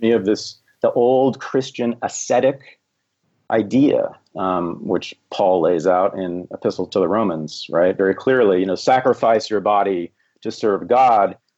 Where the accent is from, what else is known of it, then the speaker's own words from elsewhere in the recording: Berkeley, California, United States; I was born in Berkeley, California in 1965